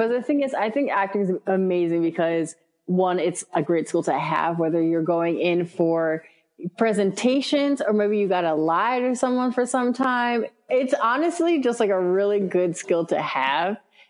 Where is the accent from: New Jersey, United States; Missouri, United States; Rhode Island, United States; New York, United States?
New York, United States; Rockland County; also born or lived in Brooklyn, New York; now in Bronx, New York, United States; I was born in Brooklyn, raised in Rockland County, New York. So with suburbs.